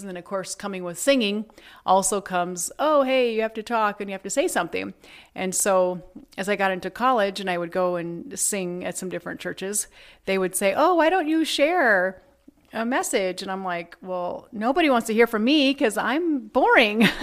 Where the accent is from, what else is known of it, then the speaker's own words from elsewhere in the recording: Shelby, Iowa, United States; I grew up in Shelby, Iowa, which is a small town in the middle of the Midwest